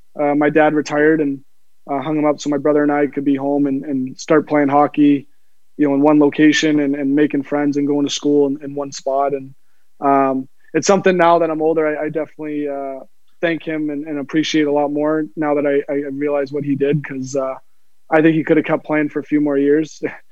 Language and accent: English; Cape Cod, Massachusetts, United States; Yeah, so my hometown, I guess, growing up was on Cape Cod in Massachusetts. My dad had a house there, and we lived there. He bought the house when I was born.